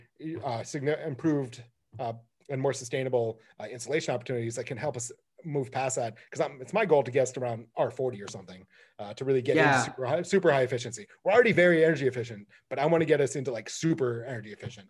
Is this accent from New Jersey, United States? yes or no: no; Michigan, United States; I grew up in Michigan